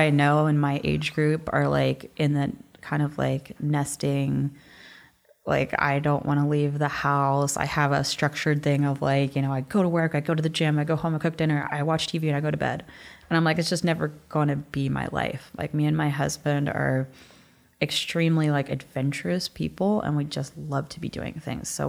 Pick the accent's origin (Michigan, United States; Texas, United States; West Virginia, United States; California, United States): West Virginia, United States; I'm from West Virginia